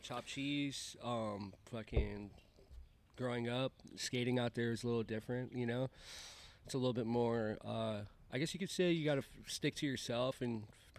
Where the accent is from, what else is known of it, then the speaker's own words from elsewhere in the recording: New York, United States; also born or lived in Rhode Island / Massachusetts / Florida; now in San Diego, United States; So I grew up in the East Coast. Originally, I was basically born in Queens, New York, Flushing Meadows Parkway. And then after that, I moved over to, like, New England area. So I lived over in, like, Rhode Island and, like, Massachusetts, Salem area.